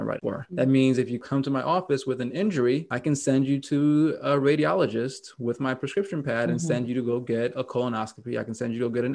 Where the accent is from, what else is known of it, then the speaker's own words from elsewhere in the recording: New York, United States; now in Oregon, United States; my home state of New York City or New York State